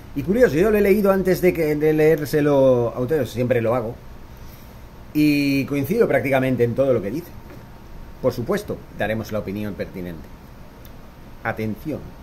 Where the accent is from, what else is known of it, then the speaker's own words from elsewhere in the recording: Spain; moved away; Yo, que soy español, que soy de, de ese país